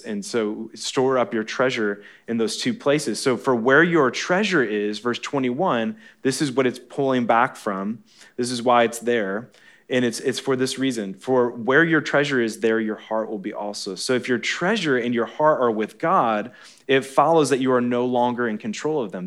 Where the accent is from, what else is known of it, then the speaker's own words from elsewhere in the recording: Michigan, United States; moved away; I'm from Michigan